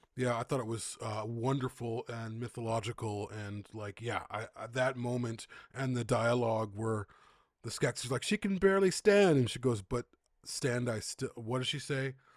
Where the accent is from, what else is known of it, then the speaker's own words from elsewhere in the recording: Chicago, Illinois, United States; moved away; I'm from the Midwest, Chicago